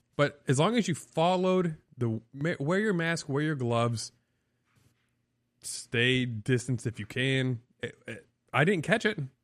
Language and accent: English; South Beloit, Illinois, United States; now in Florida, United States; I grew up in South Beloit, Illinois